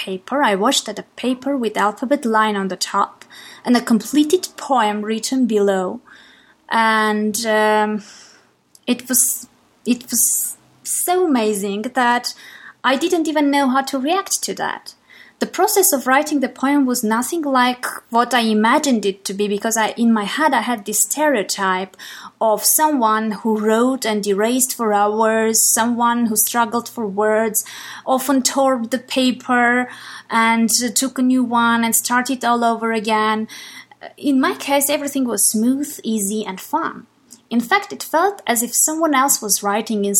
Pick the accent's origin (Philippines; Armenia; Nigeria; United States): Armenia; English is a second language; I am from Armenia, and English is a foreign language for me.